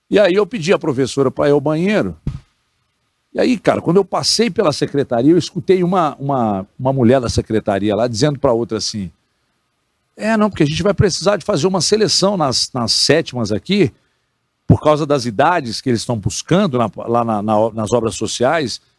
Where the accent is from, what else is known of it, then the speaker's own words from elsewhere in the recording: Divinópolis, Minas Gerais, Brazil; also born or lived in Belo Horizonte; nasci em Divinópolis, nasci em Divinópolis, bairro Porto Velho, e aí depois Pombal, né? Porto Velho até, até sete, oito anos, depois Pombal